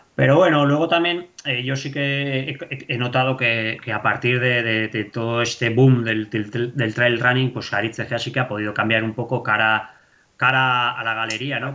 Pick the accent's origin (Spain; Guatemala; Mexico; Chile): Spain; Basque Country; yo siempre he dicho que yo soy vasco, joder, yo, yo para mí soy vasco